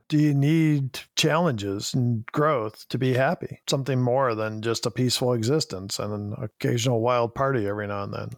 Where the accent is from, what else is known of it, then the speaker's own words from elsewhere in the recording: Chicago, Illinois, United States; we're both from Chicago